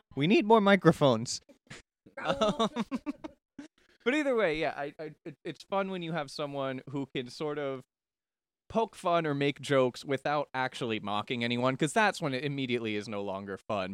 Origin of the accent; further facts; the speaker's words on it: Daytona Beach, Florida, United States; growing up in Daytona